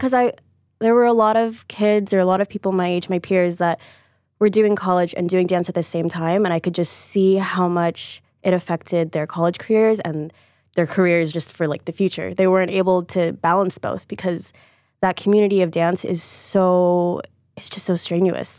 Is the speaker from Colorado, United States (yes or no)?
no; Deerfield, Illinois, United States; moved away; also born or lived in New York; I'm from Deerfield, Chicago